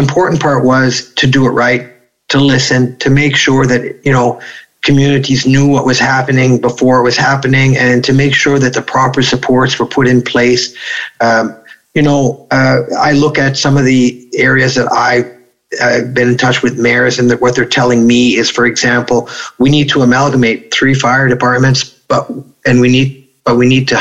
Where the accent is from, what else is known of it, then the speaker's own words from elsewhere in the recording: Grand Falls, New Brunswick, Canada; right here at our small hospital in Grand Falls